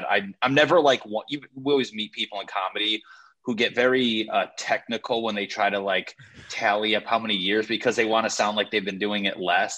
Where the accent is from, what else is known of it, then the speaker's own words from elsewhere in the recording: Connecticut, United States; moved away as an adult; also born or lived in Los Angeles; I'm from Connecticut.